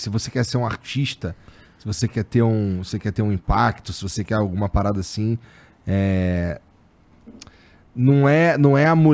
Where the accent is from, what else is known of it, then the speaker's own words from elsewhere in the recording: Rio de Janeiro, Brazil; accent: carioca; moved away; Eu sou lá do. Bom, eu morei eu morava no Rocha.